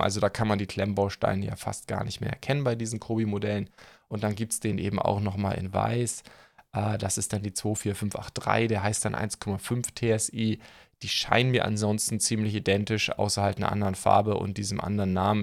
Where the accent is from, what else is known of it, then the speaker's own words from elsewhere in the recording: Schleswig-Holstein, Germany; moved away; also born or lived in Stuttgart; ich bin ja Outsider, ihr wisst ja, ich komme eigentlich aus Schleswig-Holstein